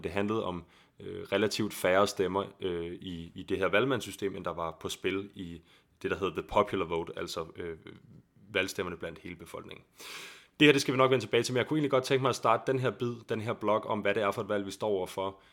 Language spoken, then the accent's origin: Danish; Copenhagen, Capital Region of Denmark, Denmark; der, hvor jeg kommer fra i København